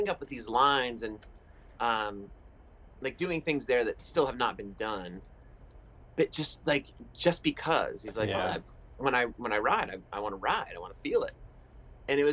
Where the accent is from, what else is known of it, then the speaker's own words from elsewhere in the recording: East Coast, United States; growing up on the East Coast